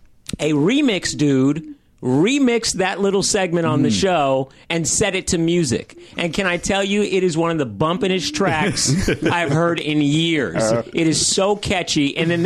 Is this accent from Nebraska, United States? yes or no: no; Philadelphia, Pennsylvania, United States; Which, growing up in Philly, it's got hood legitimacy.